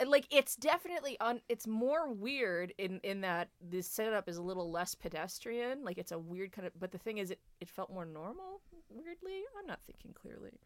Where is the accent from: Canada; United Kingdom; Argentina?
Canada; New Brunswick; we are from New Brunswick